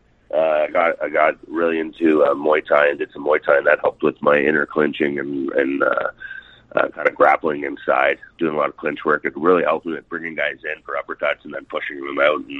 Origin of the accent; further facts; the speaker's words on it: Toronto, Ontario, Canada; also born or lived in Grand Valley / Orangeville / Brooklyn; I was born in Toronto, and I was raised. My family moved quite a bit, so there's little towns of Grand Valley and Orangeville, and that we lived in Brooklyn. But majority of the time, mostly in Toronto